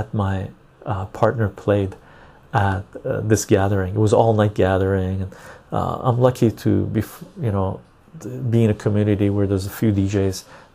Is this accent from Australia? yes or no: no; Iran; now in Canada; I'm Armenian from Iran